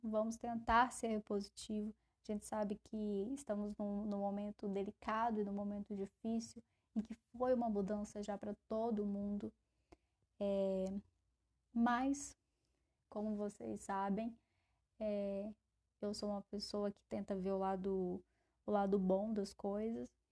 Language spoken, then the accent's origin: Portuguese; Brasília, Federal District, Brazil; Eu, como uma boa brasiliense, sempre carrego um guarda-chuva e um casaquinho